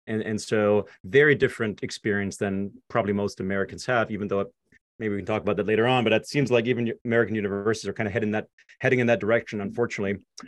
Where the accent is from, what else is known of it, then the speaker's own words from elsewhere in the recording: Zweibrücken, Rhineland-Palatinate, Germany; English is a second language; moved away as an adult; now in United States; I grew up in Germany, like you said, um, born and raised